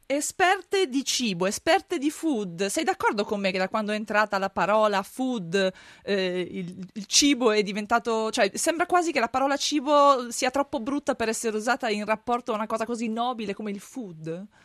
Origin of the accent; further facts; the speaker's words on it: Friuli-Venezia Giulia, Italy; da dove vengo io in Friuli